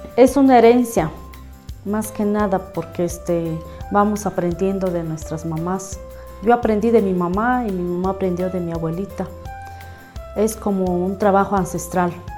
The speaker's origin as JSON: {"language": "Spanish", "town": "San Marcos Tlapazola", "region": "Oaxaca", "country": "Mexico", "tie": "born or raised there", "said": "Soy originaria de San Marcos Tapazola"}